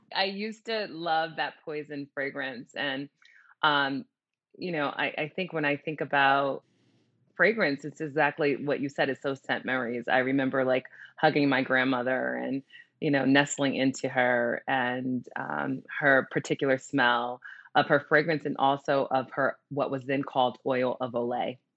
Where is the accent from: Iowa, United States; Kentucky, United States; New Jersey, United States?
New Jersey, United States; I grew up in New Jersey, and I totally was a mall kid